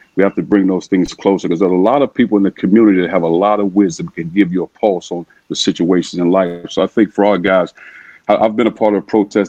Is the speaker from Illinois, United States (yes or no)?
yes; East St. Louis, Illinois, United States; growing up in East St. Louis